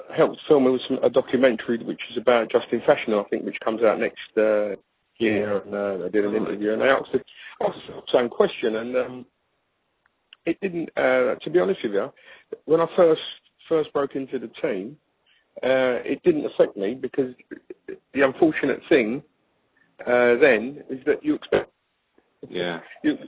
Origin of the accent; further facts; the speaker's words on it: London, United Kingdom; I'm growing up in the East End of London